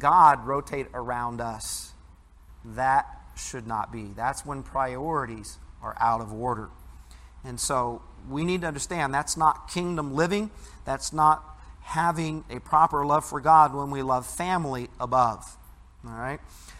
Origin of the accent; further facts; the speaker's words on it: Midwest, United States; growing up in the Midwest